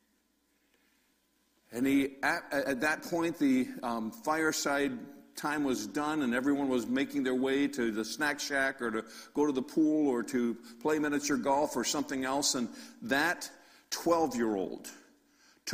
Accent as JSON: {"language": "English", "town": "Norwalk", "region": "Connecticut", "country": "United States", "tie": "born or raised there", "said": "I was born in South Norwalk, Connecticut, which is right along Long Island Sound, about an hour out of New York City"}